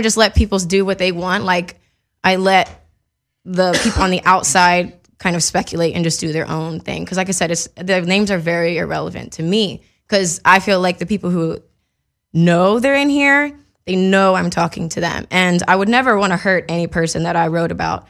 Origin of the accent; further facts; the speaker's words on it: Mississippi, United States; now in Los Angeles, United States; growing up in Mississippi